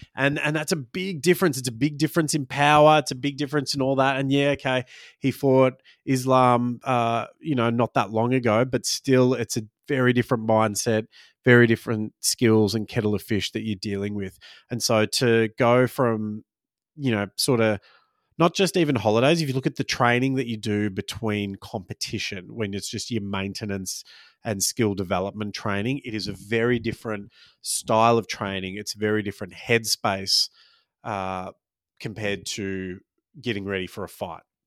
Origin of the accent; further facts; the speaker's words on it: Australia; I was born in Australia but grew up Maltese, and for the first, I don't know, probably till I started, um, school, I had a weird sort of hybrid accent